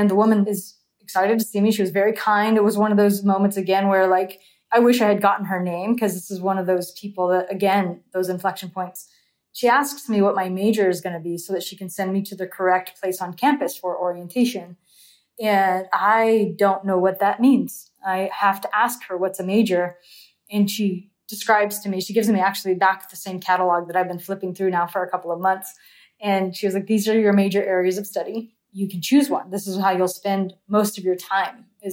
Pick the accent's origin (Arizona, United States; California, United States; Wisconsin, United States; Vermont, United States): California, United States; Central Valley; I come from Central California. It doesn't snow here